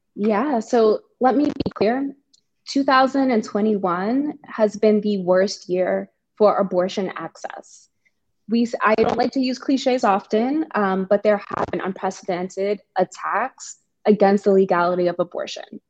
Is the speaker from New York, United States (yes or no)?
yes; New York City, New York, United States; I'm from the Bronx, New York, a very proud New Yorker, very proud Bronx woman